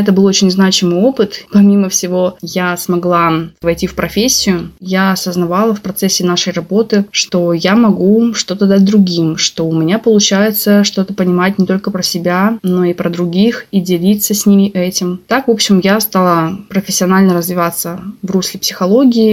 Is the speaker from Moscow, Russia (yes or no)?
no; Khabarovsk, Khabarovsk Krai, Russia; moved away as an adult; also born or lived in Saint Petersburg; когда я в 2013 году вернулась в Хабаровск